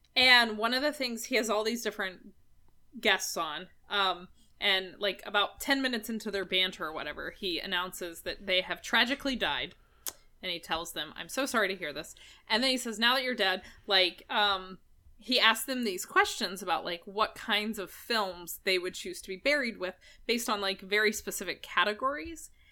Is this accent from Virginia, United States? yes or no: yes; Chesapeake, Virginia, United States; I grew up in Deep Creek. Deep Creek is my borough.